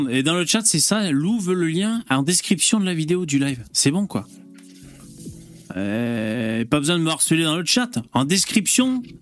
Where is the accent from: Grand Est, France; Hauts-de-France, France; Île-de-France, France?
Hauts-de-France, France; Lille; moi, je suis lillois, en fait.